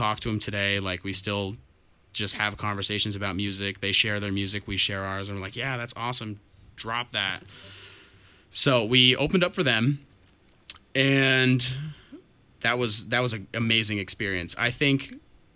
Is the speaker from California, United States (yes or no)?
no; Milton, Vermont, United States; We're a local band. We're from Milton